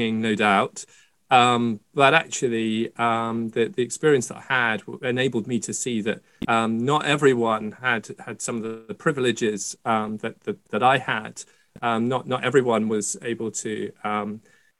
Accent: Scotland, United Kingdom; I was born in Scotland

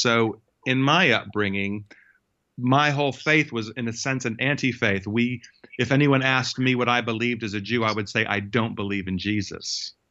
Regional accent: United States; moved away; it actually, uh, was in the United States where I, where I w-, grew up

